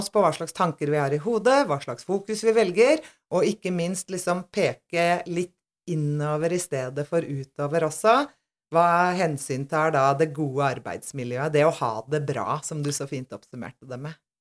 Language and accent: Norwegian; Aurskog-Høland, Akershus, Norway; Jeg kommer jo selvfølgelig fra Aurskog-Hølam. Eller Urskau, som vi kaller Urskau, det da, hjemme.